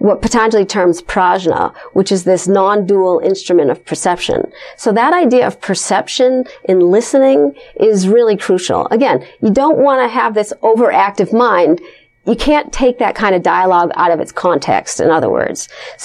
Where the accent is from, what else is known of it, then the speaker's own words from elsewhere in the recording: Los Angeles, California, United States; now I come from Los Angeles, which has a huge yoga community